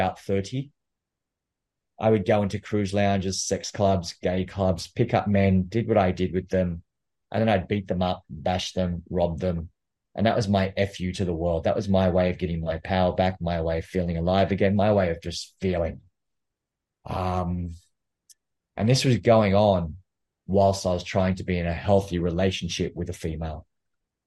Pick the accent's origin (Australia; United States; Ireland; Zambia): Australia; New South Wales; also born or lived in Canberra, Australian Capital Territory; I was born in Australia, born in Canberra, which is the capital city. And Canberra is about a 3-hour drive south of Sydney. And I grew up in a small town just outside of Canberra